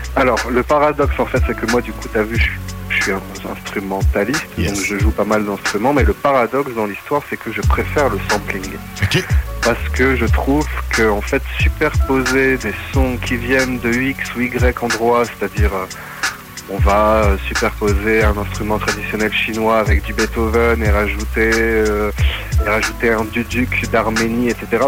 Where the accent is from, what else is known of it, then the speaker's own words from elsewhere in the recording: Maubeuge, Hauts-de-France, France; now in Valenciennes, France; je suis donc de France, région du Nord originaire de Maubeuge et là je suis sur Valenciennes